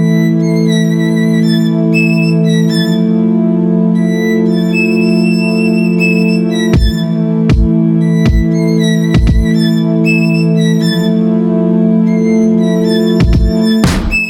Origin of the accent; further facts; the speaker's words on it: Canada; I'm a Canadian